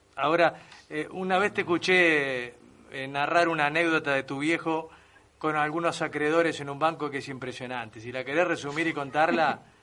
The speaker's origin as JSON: {"language": "Spanish", "town": "Mercedes", "region": "Buenos Aires Province", "country": "Argentina", "said": "mi familia muy fierrera, mi viejo, mi tío, somos de Mercedes"}